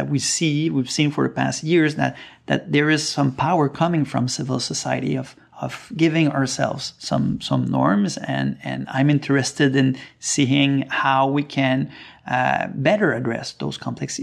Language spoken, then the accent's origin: English; Sept-Îles, Quebec, Canada; I'm originally from Quebec, from Sept-Îles, the north coast of Quebec.